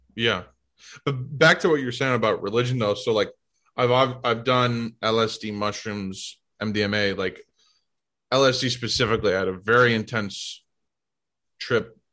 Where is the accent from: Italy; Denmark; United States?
United States; St. Louis, Missouri; moved away as an adult; also born or lived in Boston; now in New York, United States; I grew up in St. Louis